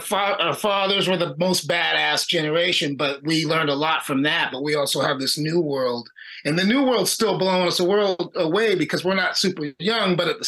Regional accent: Buena Park, California, United States; I grew up in Buena Park, which is kind of Orange County-ish, but also really close to LA County. Like, we're right on the line.

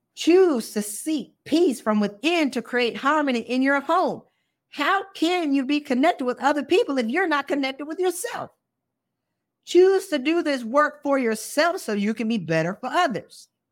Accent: South Carolina, United States; I went to South Carolina State. I'm from South Carolina.

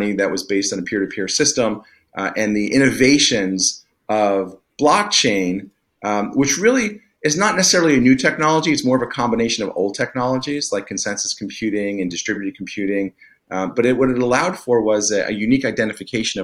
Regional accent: East Coast, United States; moved away; I grew up in the East Coast

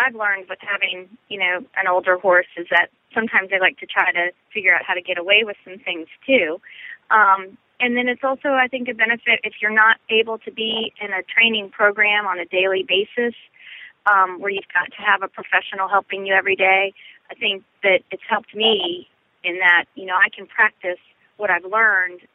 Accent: Northern Virginia, United States; I grew up in Northern Virginia

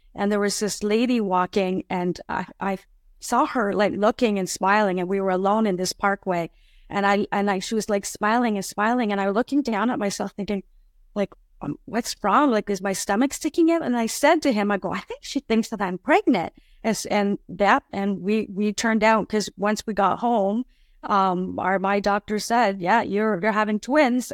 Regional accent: Ottawa, Ontario, Canada; moved away as an adult; now in Niagara region, Canada; I grew up around the Ottawa area

